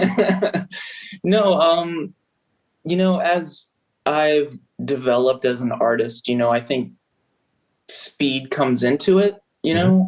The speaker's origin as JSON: {"language": "English", "area": "Prince George's County, outside DC", "region": "Maryland", "country": "United States", "tie": "born or raised there", "moved": "yes", "lives_now": "Baltimore, United States", "said": "I grew up uh, right outside of DC, Prince George's County."}